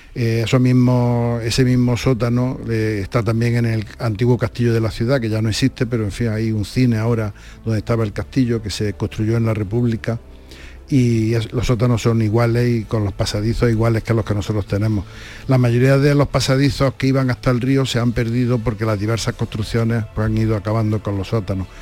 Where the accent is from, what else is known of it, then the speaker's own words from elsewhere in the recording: Andújar, Andalusia, Spain; como somos de Andújar